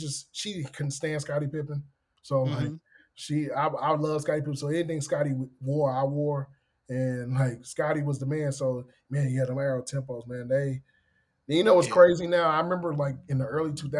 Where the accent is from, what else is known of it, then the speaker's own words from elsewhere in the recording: Fort Worth, Texas, United States; I grew up in Dallas, right? Fort Worth, which is basically Dallas.